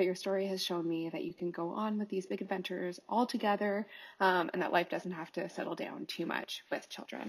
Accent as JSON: {"language": "English", "country": "Canada", "said": "I'm Canadian. I'm unmarried. I'm an atheist"}